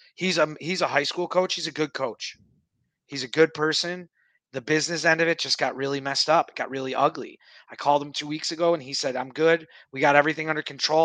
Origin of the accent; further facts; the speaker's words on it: Buffalo, New York, United States; growing up in Buffalo, we played indoor soccer where there were boards.